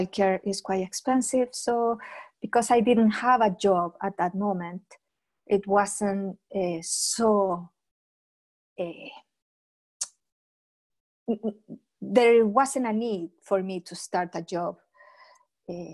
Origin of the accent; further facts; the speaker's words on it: Chile; moved away as an adult; now in Scotland, United Kingdom; I'm from Chile, but I'm living in Scotland for the past 16 years already